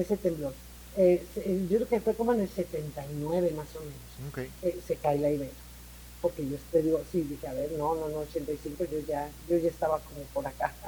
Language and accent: Spanish; Mexico City, Mexico; Nosotros crecimos en el DF, pero éramos provincianos